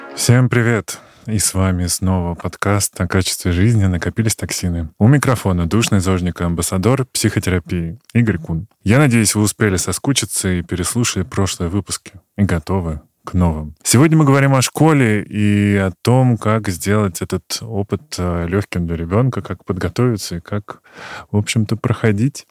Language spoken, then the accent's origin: Russian; Moscow Oblast, Russia; я из Подмосковья, меня взяли в школу